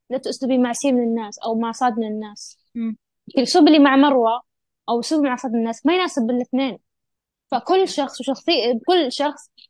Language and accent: Arabic; Syria; فهذا بالعكس يعني أنا سوري يعني